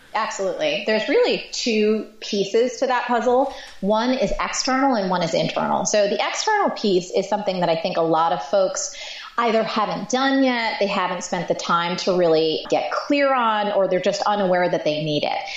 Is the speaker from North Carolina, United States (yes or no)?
no; New Jersey, United States; I'm from Jersey